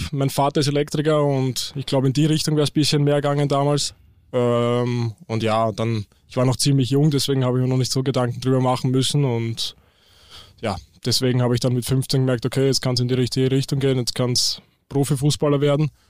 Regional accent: Eisenstadt, Burgenland, Austria; now in Hamburg, Germany; ich komme aus Österreich, genauer zu sein aus Eisenstadt, das ist in Burgenland. Ähm, ja, dort, das ist auf jeden Fall nicht typisch für Österreich, weil dort gibt es nicht wirklich Berge, eher mehr Weinberge. Und ja, ziemlich viel Flachland

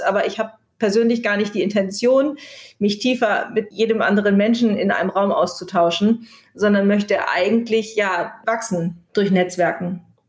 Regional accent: Kiel, Schleswig-Holstein, Germany; moved away; also born or lived in Berlin; ich bin ja gerade aus Berlin zurück nach Kiel gekommen. Ich war 20 Jahre nicht, nicht in Kiel

